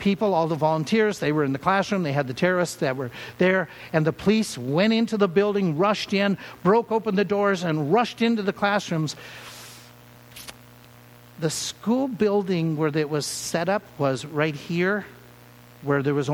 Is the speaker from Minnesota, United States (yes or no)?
yes; Minnesota, United States; When we grew up in Minnesota, we got saved